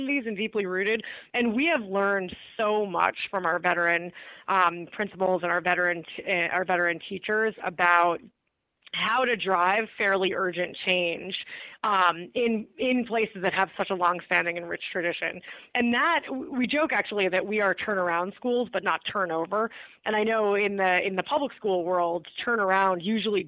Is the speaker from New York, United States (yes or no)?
yes; Archdiocese of New York, United States; I grew up in the Archdiocese of New York